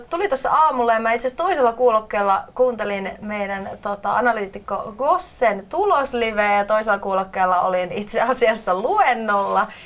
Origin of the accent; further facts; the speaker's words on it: Loimaa, Southwest Finland, Finland; also born or lived in Turku; now in Helsinki, Finland; tällä hetkellä asun Helsingissä, mutta olen alun perin kotoisin Loimalta ja sitten pyörähdin tuolta Turun kautta sitten tänne Helsinkiin